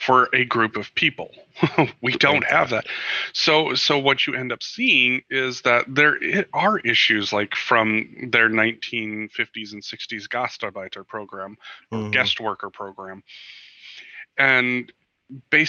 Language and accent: English; United States